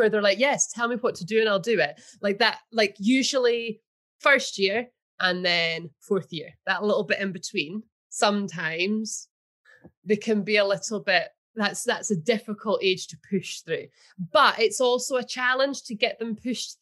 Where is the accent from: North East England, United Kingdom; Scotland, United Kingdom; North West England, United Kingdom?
Scotland, United Kingdom; Kelso; my hometown's Kelso